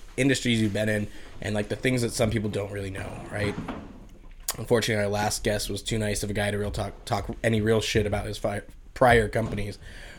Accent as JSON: {"language": "English", "region": "Arizona", "country": "United States", "tie": "born or raised there", "said": "I'm from Arizona, so 28 years of having these shitty summers, like I'm still not used to it."}